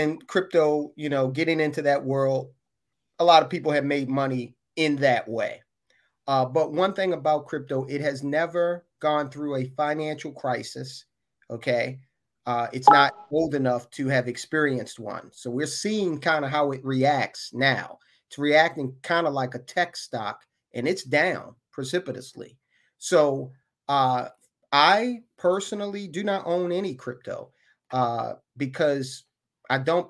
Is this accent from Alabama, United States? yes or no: no; Baltimore, Maryland, United States; I grew up in West Baltimore in a row house